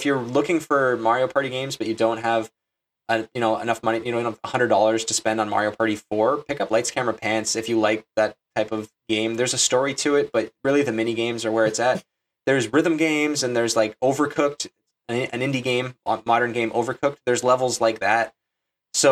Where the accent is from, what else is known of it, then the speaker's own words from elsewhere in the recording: Toronto, Ontario, Canada; We're from Toronto. We're from a big city of almost 2 million people